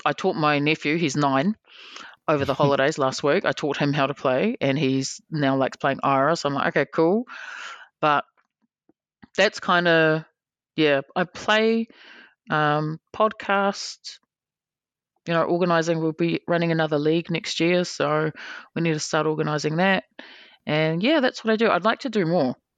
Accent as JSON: {"language": "English", "country": "New Zealand", "said": "we're from New Zealand"}